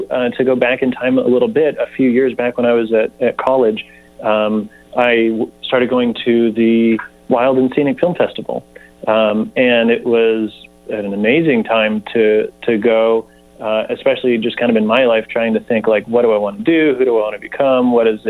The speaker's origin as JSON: {"language": "English", "area": "Nevada County", "region": "California", "country": "United States", "tie": "born or raised there", "said": "I'm from Nevada County, third generation"}